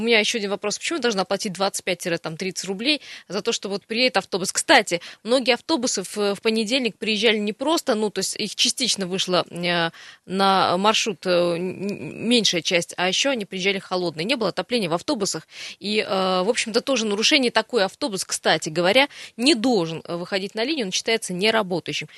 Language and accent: Russian; Siberia, Russia; мы сибиряки